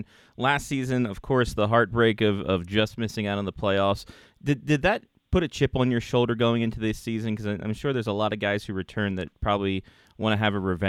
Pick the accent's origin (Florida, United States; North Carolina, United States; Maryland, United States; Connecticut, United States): Maryland, United States; when I was growing up in the area